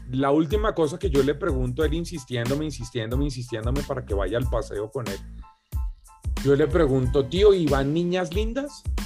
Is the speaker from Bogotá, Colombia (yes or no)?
yes; Bogotá, Colombia; Bogotá, la ciudad donde yo vivía, donde yo nací